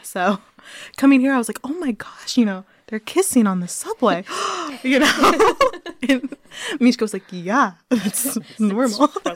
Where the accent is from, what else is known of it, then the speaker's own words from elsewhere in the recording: Cincinnati, Ohio, United States; where I'm from in Cincinnati, Ohio